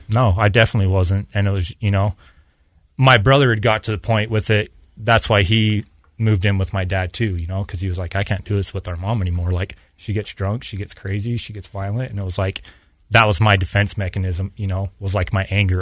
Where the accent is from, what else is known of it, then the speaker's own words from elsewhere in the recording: Payson, Utah, United States; also born or lived in Mississippi / Oregon; I was born and raised in Payson down in Utah County. And that's where I lived most of my life